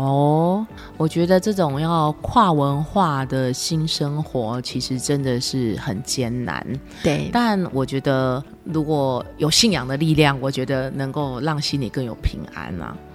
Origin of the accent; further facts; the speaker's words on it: Taiwan; moved away as an adult; now in Phoenix, United States; 台湾人可能就是一种含蓄的教养